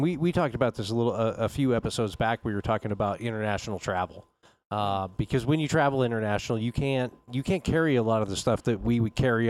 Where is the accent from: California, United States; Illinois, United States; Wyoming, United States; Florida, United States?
Wyoming, United States; Dude, I'm from Wyoming.